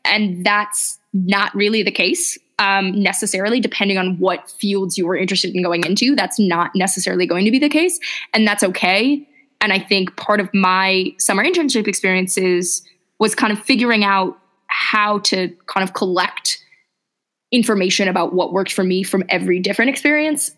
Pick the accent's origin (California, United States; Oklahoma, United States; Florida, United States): California, United States; Los Angeles; I'm originally from Los Angeles. And so I'd kind of grown up in a big city